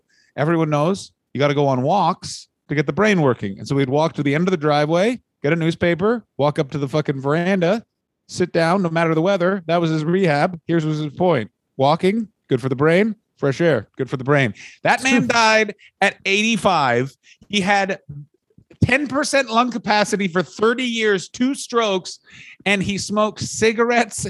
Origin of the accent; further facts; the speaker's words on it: Canada; we come from Scottish, Irish, English stock in Canada